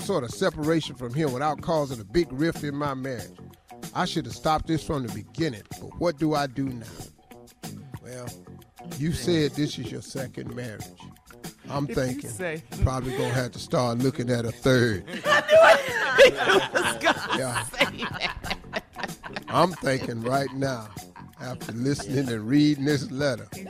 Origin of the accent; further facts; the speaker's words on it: Cleveland, Ohio, United States; I'm from Cleveland